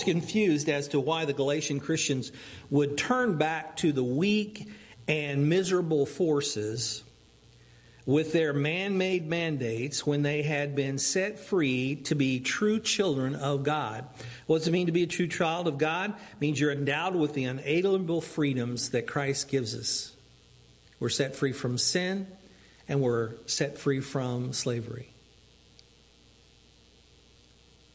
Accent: United States; as American

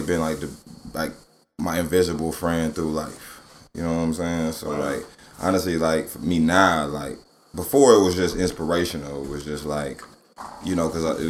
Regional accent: Cleveland, Ohio, United States; moved away; also born or lived in California / Atlanta; I was born in California, but I'm from Cleveland

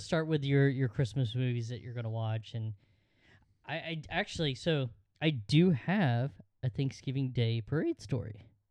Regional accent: Georgia, United States; in Georgia, we had the, uh, the annual football game

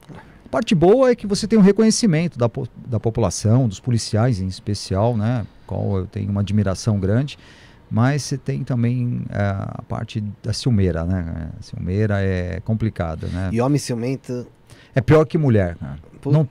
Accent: São Paulo, Brazil; Eu estive no Guarujá, sou de São Paulo, estou fazendo um trabalho em São Paulo, Guarujá, Praia Grande

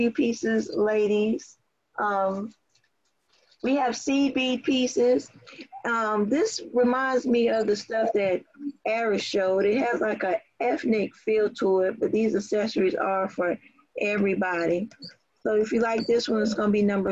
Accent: Southern Pines, North Carolina, United States; now in Kennesaw, United States; I was born and raised in Moore County as well, in Southern Pines, North Carolina. And I currently reside in Kennesaw.

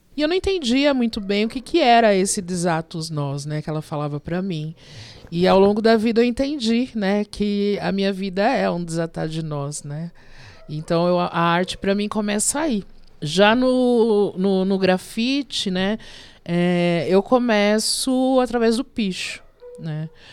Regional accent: Diadema, São Paulo, Brazil; also born or lived in Vila Mariana, São Paulo; Eu sou nascida na Vila Mariana, mas eu moro há mais de 50 anos em Diadema

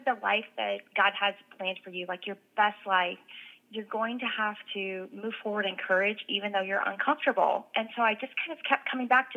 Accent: Oklahoma City, Oklahoma, United States; now in Tulsa, United States; I live in Tulsa, Oklahoma. I grew up in Oklahoma City.

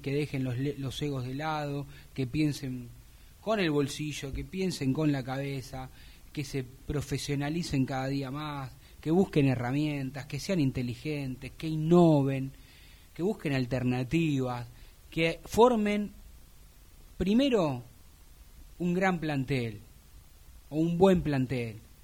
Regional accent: Buenos Aires, Argentina; me crié en un barrio quemero

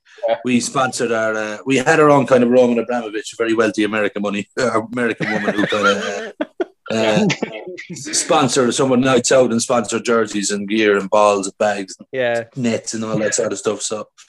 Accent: Limerick, Munster, Ireland; moved away as an adult; now in Spain; I'm from Limerick

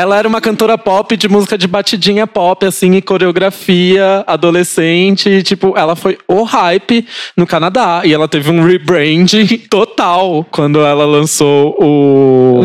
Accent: Praia Grande, São Paulo, Brazil; also born or lived in Osasco; no meio da primeira série, eu saí de Osasco e fui pra Praia Grande

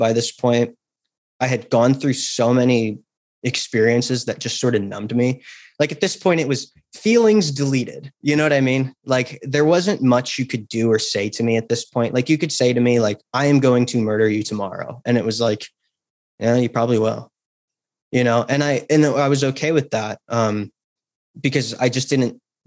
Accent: Napa Valley, California, United States; I grew up in Napa Valley, California

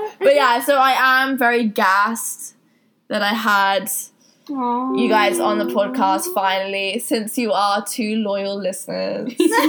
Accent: Texas, United States; I'm from Texas.

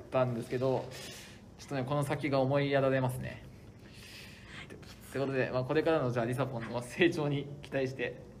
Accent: Kagoshima, Japan; moved away; 鹿児島僕の出身地

